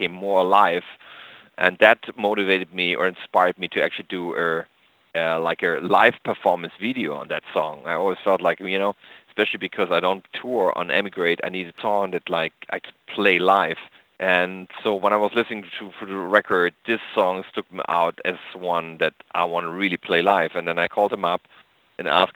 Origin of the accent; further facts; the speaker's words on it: East Germany, Germany; moved away; also born or lived in America; I grew up in East Germany.